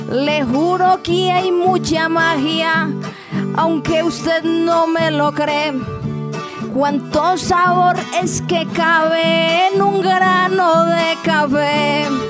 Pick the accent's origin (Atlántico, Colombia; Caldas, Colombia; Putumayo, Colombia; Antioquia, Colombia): Caldas, Colombia; Manizales; soy nacida en Manizales y fui criada entre versos, igual que entre cafetales